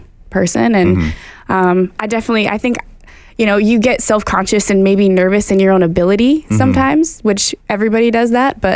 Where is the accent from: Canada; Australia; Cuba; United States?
Canada; Ottawa, Ontario; I'm from Ottawa